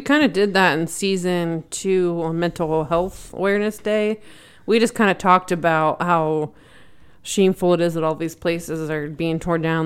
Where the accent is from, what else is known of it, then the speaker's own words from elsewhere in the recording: York County, Pennsylvania, United States; the area I grew up in in York County, Pennsylvania.